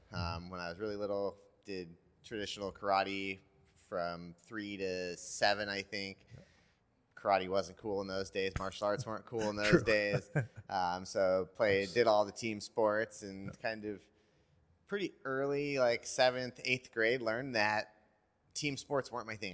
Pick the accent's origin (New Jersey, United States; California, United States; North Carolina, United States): California, United States; Petaluma; now in Carlsbad, United States; I had a coach in Petaluma where I grew up in Northern California